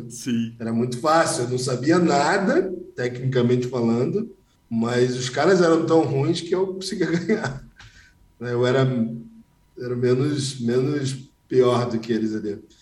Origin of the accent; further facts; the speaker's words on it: Rio de Janeiro, Brazil; Com 12 anos eu estava no colégio público, com 18 eu estava no colégio mais caro do Rio de Janeiro